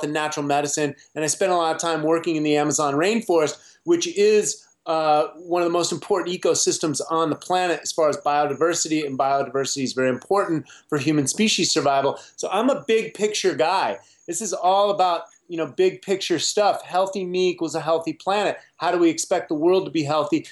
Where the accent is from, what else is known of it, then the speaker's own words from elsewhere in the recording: United States; I grew up on Captain Crunch and Pop-Tarts as most American children did